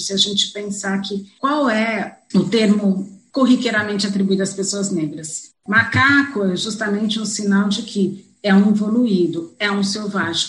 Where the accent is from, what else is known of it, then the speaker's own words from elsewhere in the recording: São Paulo, Brazil; Eu sou de São Paulo, São Paulo é um estado